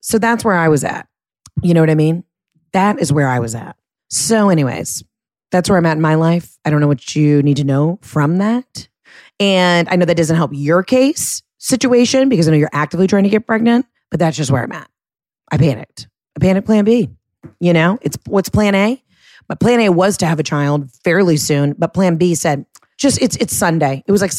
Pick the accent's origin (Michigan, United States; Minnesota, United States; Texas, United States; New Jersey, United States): New Jersey, United States; from New Jersey.